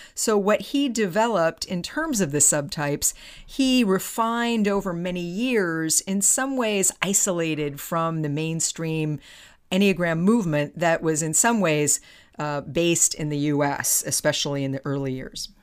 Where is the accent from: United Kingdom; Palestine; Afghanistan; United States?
United States; Palo Alto, California; my hometown of Palo Alto